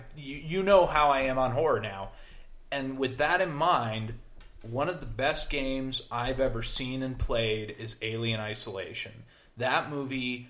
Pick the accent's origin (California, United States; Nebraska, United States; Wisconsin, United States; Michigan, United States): Nebraska, United States; I am from Nebraska